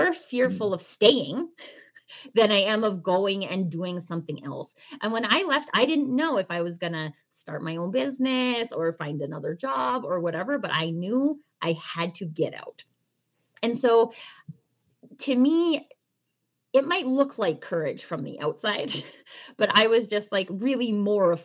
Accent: Canada; I'm Canadian.

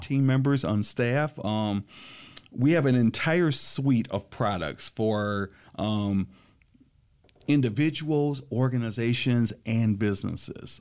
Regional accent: Lansing, Michigan, United States; I was born and raised here in Lansing, Michigan

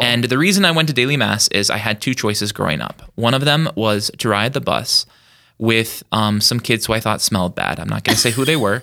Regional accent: Yankton, South Dakota, United States; born and raised in Yankton, South Dakota

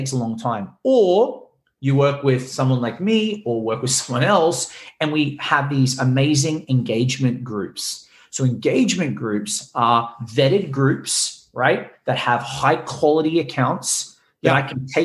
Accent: Australia; now in Los Angeles, United States; I'm Australian, like, you know, but I lived around the world

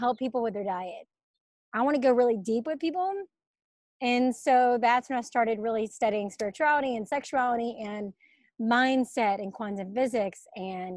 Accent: Birmingham, Alabama, United States; moved away as an adult; also born or lived in Atlanta, Georgia; I'm from Birmingham, Alabama, and I moved to Atlanta after college.

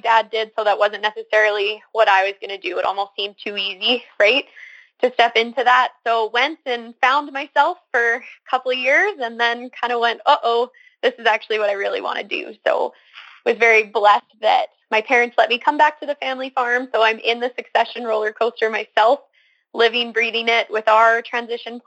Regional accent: Cremona, Alberta, Canada; I was born and raised on a mixed farm near Cremona, Alberta, just north of Cochrane

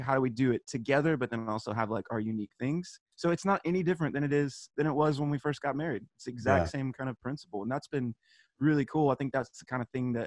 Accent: Texas, United States; we're both from Texas

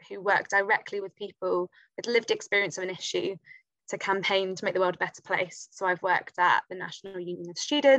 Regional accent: Poole, South West England, United Kingdom; I grew up in Poole in Dorset

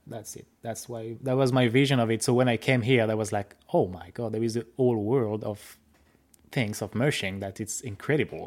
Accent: France; accent: French; English is a second language; moved away as an adult; now in Saskatchewan, Canada; I'm from France

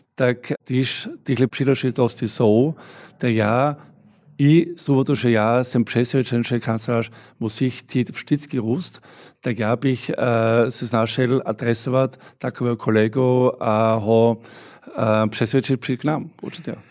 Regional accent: Austria; Czech is a second language; now in Czech Republic; já jsem samozřejmě hrdý Rakošánem

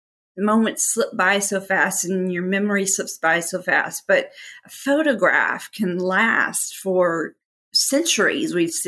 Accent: Texas, United States; now in Little Rock, United States; I am actually originally from Texas and still prefer to be thought of as a Texan, even though I've lived probably 50-50 in Arkansas, 50-50.

